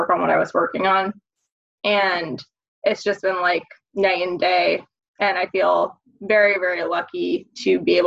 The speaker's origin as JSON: {"language": "English", "region": "Maine", "country": "United States", "also_born_or_lived": "South Carolina / upstate New York", "moved": "as an adult", "lives_now": "Massachusetts, United States", "said": "So I'm from Maine originally"}